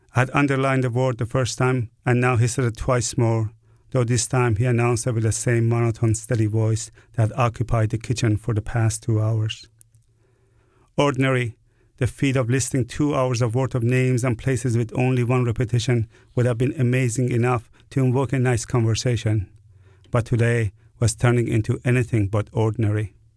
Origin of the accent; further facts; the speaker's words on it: Iran; now in New Orleans, United States; I was born in Iran